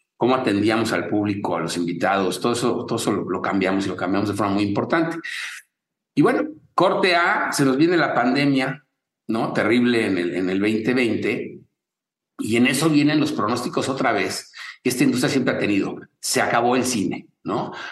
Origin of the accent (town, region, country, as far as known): Mexico